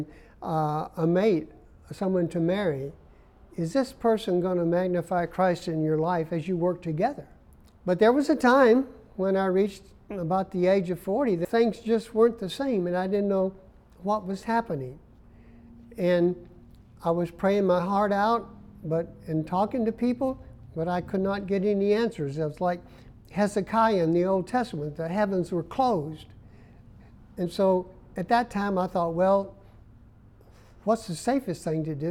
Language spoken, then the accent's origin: English; Memphis, Tennessee, United States; moved away; also born or lived in Arizona / Columbia, South Carolina; I was from Memphis, Tennessee